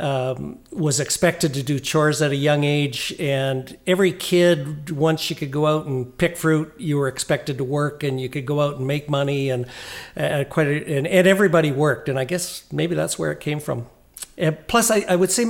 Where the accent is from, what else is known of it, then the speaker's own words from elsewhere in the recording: Oliver, British Columbia, Canada; moved away as an adult; also born or lived in Vancouver; Grew up in Oliver in the South Okanagan when it was all fruit trees, before grapes, before the wine industry. Born there, went all the way through up to high school before I left there